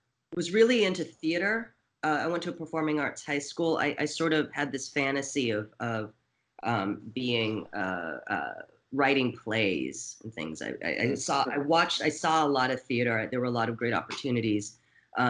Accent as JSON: {"language": "English", "town": "Portland", "region": "Oregon", "country": "United States", "also_born_or_lived": "San Francisco Bay Area, California", "moved": "yes", "lives_now": "Los Angeles, United States", "said": "I'm originally from Portland, Oregon"}